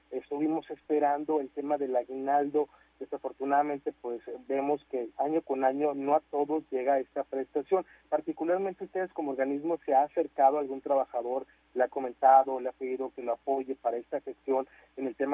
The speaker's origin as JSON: {"language": "Spanish", "country": "Mexico", "said": "como buenos mexicanos pues mucho lo dejamos al último"}